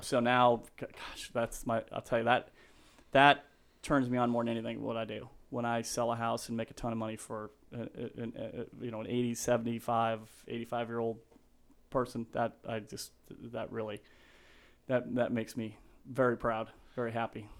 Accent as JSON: {"language": "English", "town": "Denver", "region": "Colorado", "country": "United States", "said": "I'm from Denver, Colorado"}